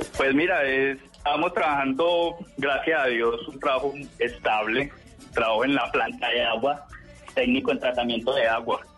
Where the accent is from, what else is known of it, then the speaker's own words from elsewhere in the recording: Pereira, Risaralda, Colombia; moved away as an adult; now in Valle del Cauca, Colombia; me tocó moverme de la ciudad, soy de Pereira